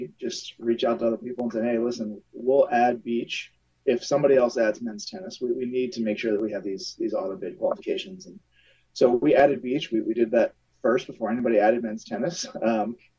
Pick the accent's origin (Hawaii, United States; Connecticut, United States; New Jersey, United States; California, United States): New Jersey, United States; Southern; moved away; I grew up in Southern New Jersey